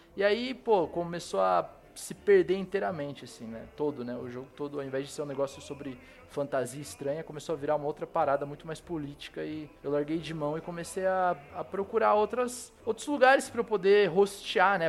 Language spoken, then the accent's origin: Portuguese; Cosmópolis, São Paulo, Brazil; moved away as an adult; now in São Paulo, Brazil; eu sou do interior de São Paulo, tá ligado? sou de uma cidadezinha chamada Cosmópolis